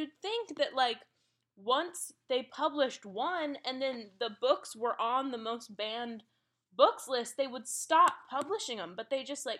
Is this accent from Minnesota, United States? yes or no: yes; St. Paul, Minnesota, United States; he now lives in St. Paul, which is where I'm from.